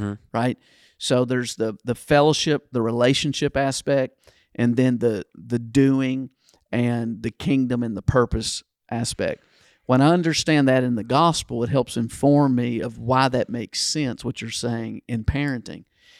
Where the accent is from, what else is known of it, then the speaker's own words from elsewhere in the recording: Kentucky, United States; Yeah, I think I was in fifth grade or sixth grade where I grew up in Kentucky, it stopped because I think I got it in fourth grade, the paddle.